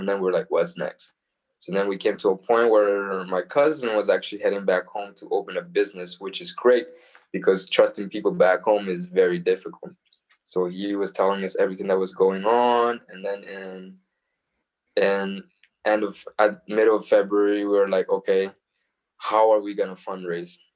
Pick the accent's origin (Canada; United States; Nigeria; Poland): Canada; Calgary, Alberta; We're from Calgary